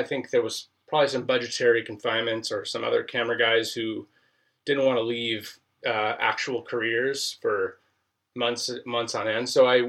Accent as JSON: {"language": "English", "region": "Southern California", "country": "United States", "tie": "born or raised there", "said": "I grew up in Southern California"}